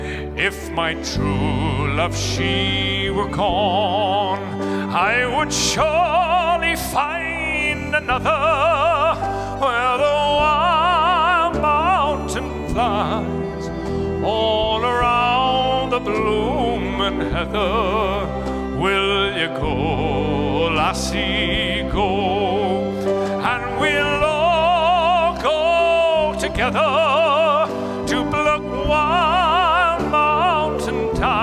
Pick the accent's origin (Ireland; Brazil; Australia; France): Ireland; now in United States; We as Irish feel very connected to this because I suppose we know what it's like to be an occupied country